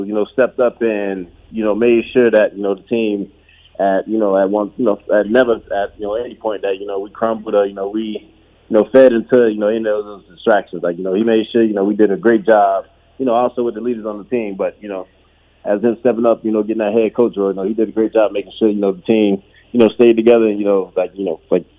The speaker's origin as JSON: {"language": "English", "town": "Miami", "region": "Florida", "country": "United States", "said": "But like I said, man, I'm from Miami. So, you know, the heat, the sun ain't a, you know, a problem at all."}